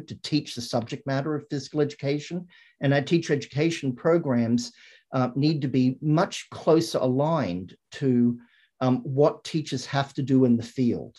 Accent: Australia; moved away; When I grew up in Australia

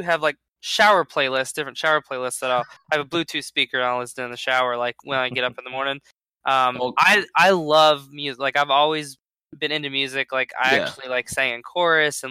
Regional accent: Atlanta, Georgia, United States; also born or lived in Ligonier, Pennsylvania / Pittsburgh, Pennsylvania; I grew up in Atlanta in Georgia, and that's where I started racing

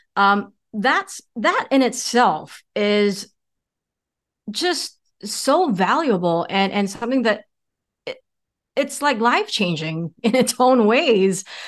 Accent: United States; now in Singapore; I grew up in America.

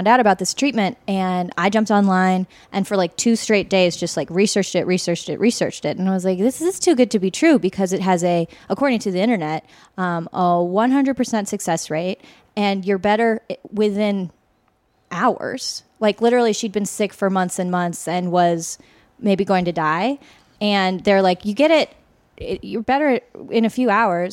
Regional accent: Seattle, Washington, United States; moved away; we are from Seattle

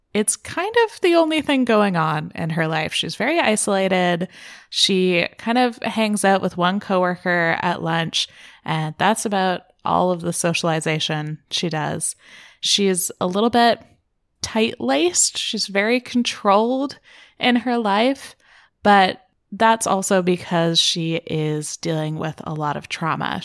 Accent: Canada; I am Canadian

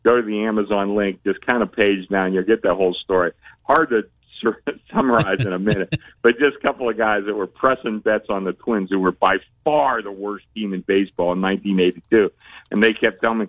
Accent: Pittsburgh, Pennsylvania, United States; now in Las Vegas, United States; I'm from Pittsburgh

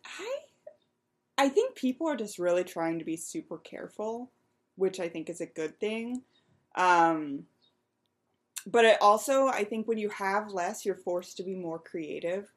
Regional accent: Western Pennsylvania, United States; I grew up in Western Pennsylvania, which may not technically be considered the Midwest, but I lived right on the state line and I could see Ohio from my house

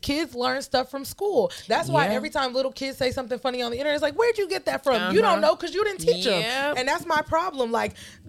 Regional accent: the South, United States; I grew up in the South.

